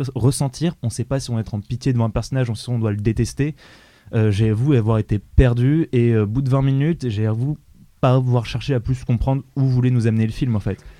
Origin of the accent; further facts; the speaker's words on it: France; on est français